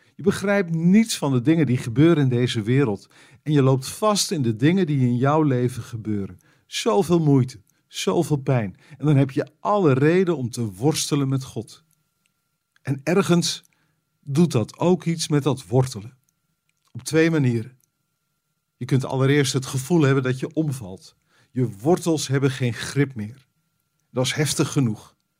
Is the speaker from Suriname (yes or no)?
no; Netherlands; als Nederlander